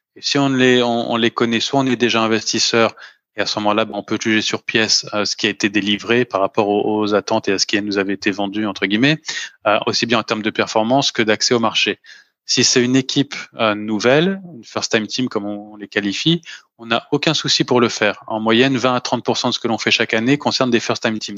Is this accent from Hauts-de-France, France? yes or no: no; Paris, Île-de-France, France; moved away as an adult; now in Luxembourg; je suis né, j'ai grandi et j'ai toujours travaillé à Paris